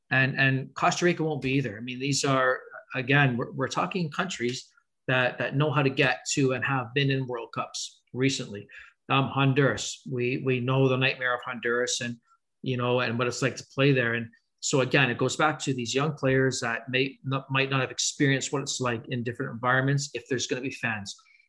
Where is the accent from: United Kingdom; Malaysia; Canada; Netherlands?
Canada; can we stop being Canadian? Right? Can we stop being the country that is so nice and we're going to take care of you?